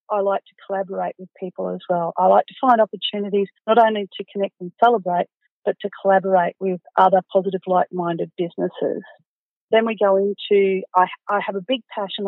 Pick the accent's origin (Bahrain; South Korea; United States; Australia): Australia; Goondiwindi, Queensland; now in Toowoomba, Australia; I'm from Gundawindi.